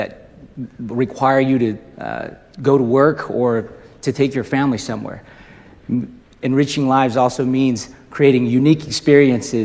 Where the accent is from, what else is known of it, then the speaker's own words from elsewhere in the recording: Indonesia; moved away; also born or lived in Utah, United States; I was raised in Indonesia, went to Utah State, graduated